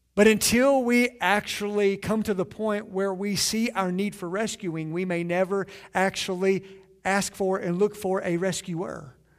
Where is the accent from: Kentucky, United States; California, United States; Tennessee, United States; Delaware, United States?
Kentucky, United States; Southeastern; I'm from Southeastern Kentucky